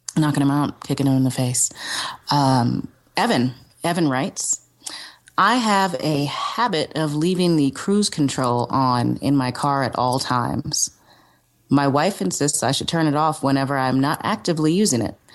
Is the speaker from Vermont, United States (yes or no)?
no; New York City, New York, United States; also born or lived in Cape Town, South Africa / Brooklyn; I was raised in Manhattan